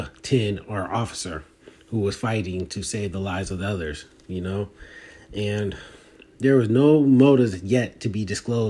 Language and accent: English; Philadelphia, Pennsylvania, United States; I'd rather go back to Philly because that's where I'm from.